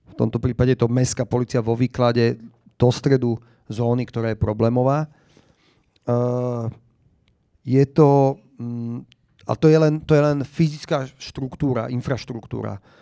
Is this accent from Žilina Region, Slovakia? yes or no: no; Bratislava, Bratislava Region, Slovakia; odkedy ja som vyrastal na Šafarkovom námestí a chodil som do školy na Jesenského, do základy